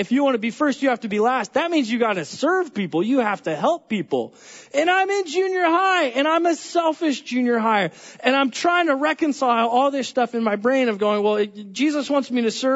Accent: California, United States; I'm from California

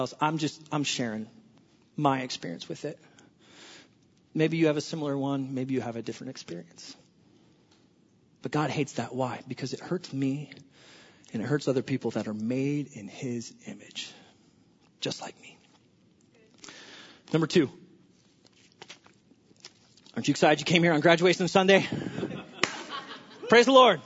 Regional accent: Southern California, United States; I'm from Southern California

